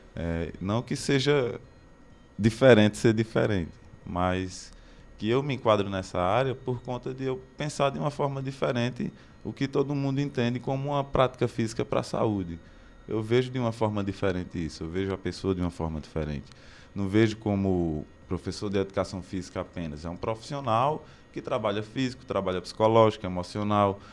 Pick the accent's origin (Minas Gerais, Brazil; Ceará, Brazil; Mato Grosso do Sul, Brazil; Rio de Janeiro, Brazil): Ceará, Brazil; Barbalha; moved away as an adult; now in Crato, Brazil; comecei em Barbalha, sou de Barbalha, aí vim morar aqui no Crato